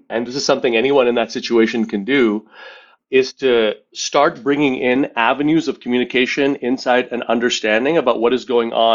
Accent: Montreal, Quebec, Canada; grew up in Montreal in a pretty dysfunctional Indian family.

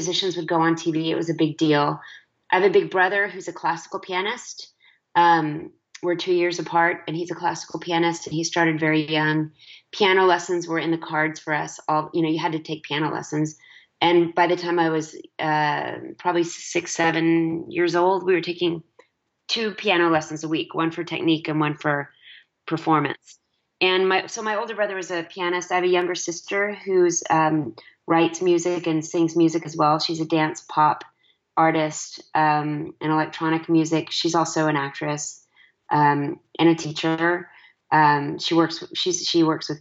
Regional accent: Dallas, Texas, United States; I'm a nice Jewish girl from Texas

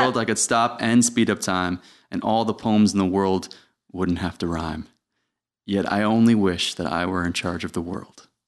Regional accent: Putnam County, New York, United States; also born or lived in Westchester; I actually grew up in Putnam County

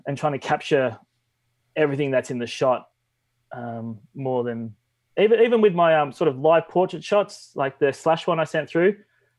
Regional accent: Melbourne, Victoria, Australia; I'm from Melbourne, Australia.

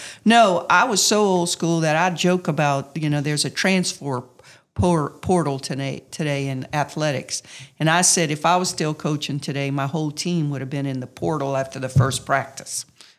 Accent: Louisiana, United States; And I could sell it because I'm a Cajun girl. I graduated from here.

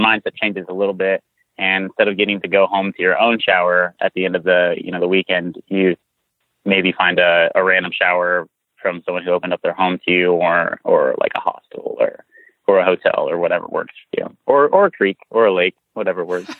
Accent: San Antonio, Texas, United States; I'm from South Texas, like San Antonio.

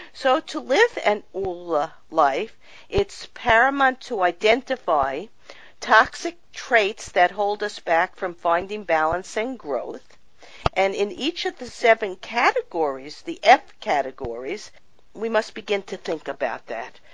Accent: New York, United States; I grew up in New York

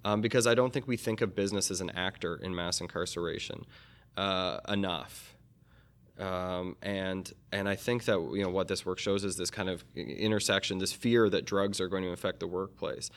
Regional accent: Canada; also born or lived in United States; I am a Canadian American

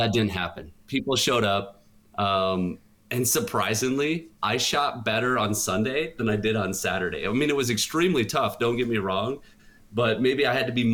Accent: Long Prairie, Minnesota, United States; I grew up in Long Prairie, 24 miles

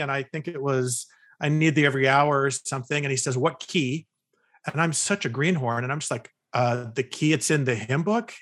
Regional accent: California, United States; moved away as an adult; also born or lived in Utah; I was, uh, born and raised in California

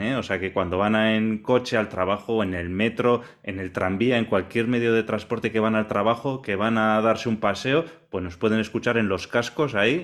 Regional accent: Vitoria-Gasteiz, Basque Country, Spain; yo también soy vecino tuyo de Vitoria

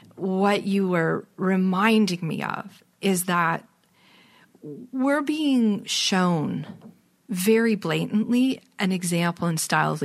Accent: Toronto, Ontario, Canada; also born or lived in British Columbia; Once I'm from Toronto, lived here until 2005, and then I lived away in British Columbia for 9 years. So I had to come back and get connected back

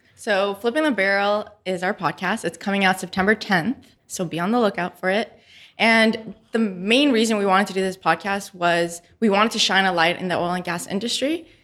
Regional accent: Montreal, Quebec, Canada; moved away as an adult; also born or lived in San Andres, Colombia; now in Houston, United States; we moved to Montreal

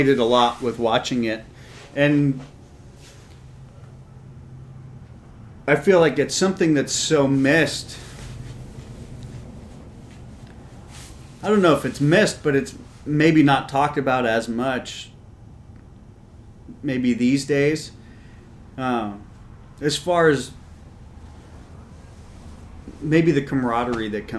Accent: Marin County, California, United States; growing up in Marin County

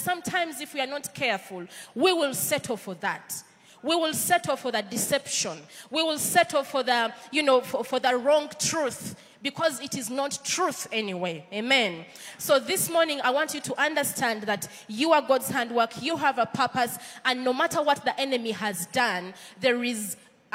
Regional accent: Uganda; accent: Ugandan; my Ugandan accent

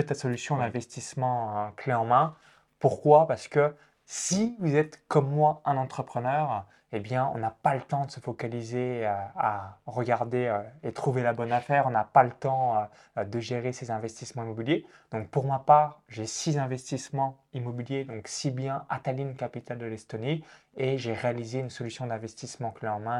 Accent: countryside 20 km from Chalon-sur-Saône, Bourgogne-Franche-Comté, France; j'ai grandi euh, dans la campagne à 20 km de Chalon-sur-Saône

